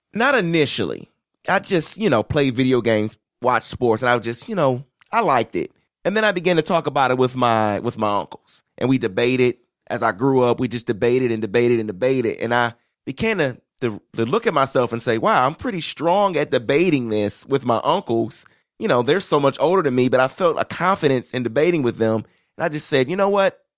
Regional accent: Detroit, Michigan, United States; I was raised in Detroit

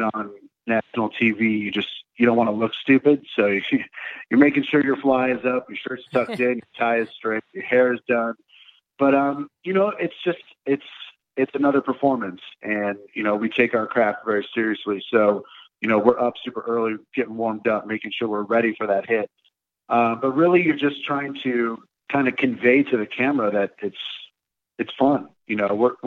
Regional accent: Detroit, Michigan, United States; moved away as an adult; also born or lived in Los Angeles; growing up in the Detroit area, it's, you know, we're a blue collar town

